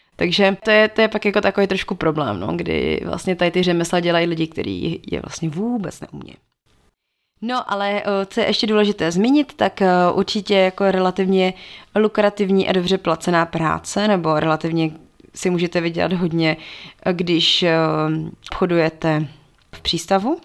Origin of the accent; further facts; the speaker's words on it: Czechia; u nás v Čechách